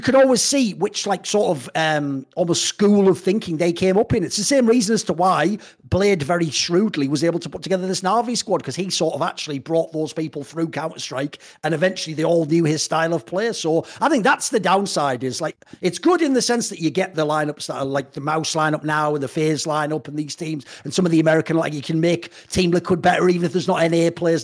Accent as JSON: {"language": "English", "country": "United Kingdom", "moved": "yes", "lives_now": "Netherlands", "said": "I'm British"}